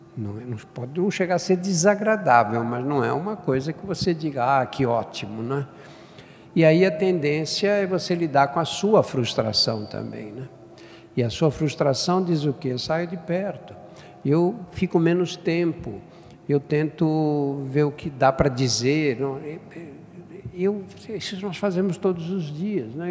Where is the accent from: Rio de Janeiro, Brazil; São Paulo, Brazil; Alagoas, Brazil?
São Paulo, Brazil; eu nasci no Brás, que na época era um bairro operário